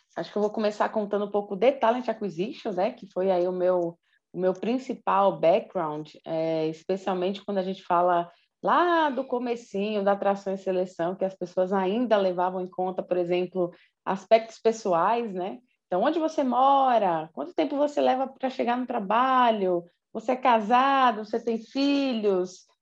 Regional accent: Brazil; como brasileiros, brasileiras, latinos

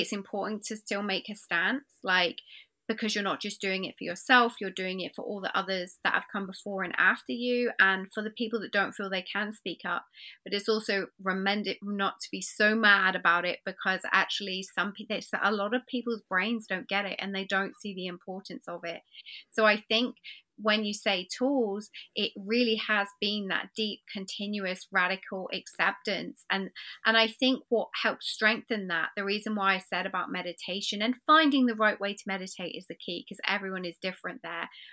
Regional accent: England, United Kingdom; I find myself being English and polite

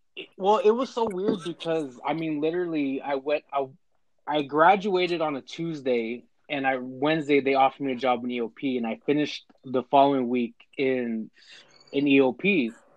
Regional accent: Bakersfield, California, United States; Born and raised in Bakersfield, California

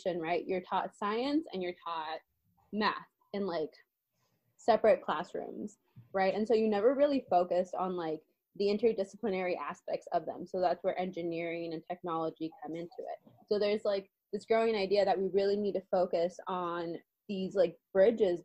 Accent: San Diego, California, United States; I'm from San Diego

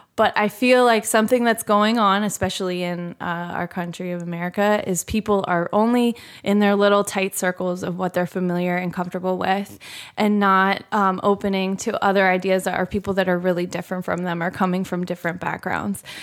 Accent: Philadelphia, Pennsylvania, United States; I'm from the Philadelphia area

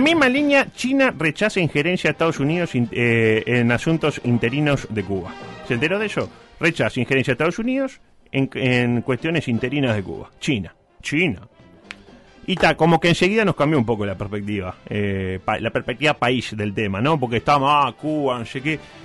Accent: Uruguay; somos uruguayos

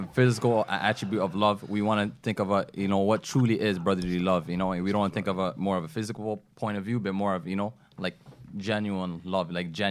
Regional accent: Canada; I'm Canadian.

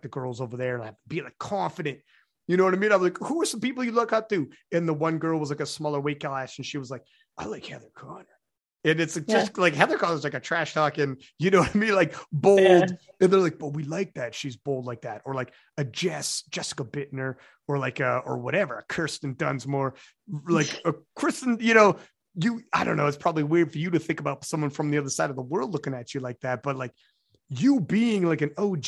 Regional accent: Canada

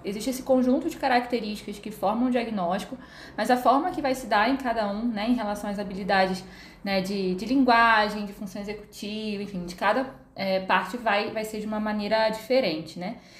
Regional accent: Rio de Janeiro, Brazil; moved away as an adult; now in São Paulo, Brazil; sou natural do Rio de Janeiro, uh, moro aqui em São Paulo

